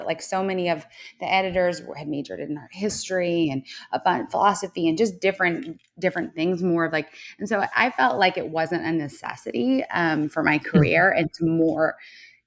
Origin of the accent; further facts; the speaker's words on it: Newport Beach, California, United States; moved away as an adult; also born or lived in Utah / New York / Los Angeles; now in Charleston, United States; grew up in Southern California. I lived in Newport Beach till I was about 16.